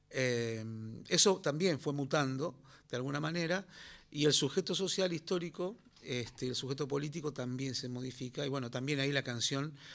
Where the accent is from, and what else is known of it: Río Turbio, Santa Cruz, Argentina; born or raised there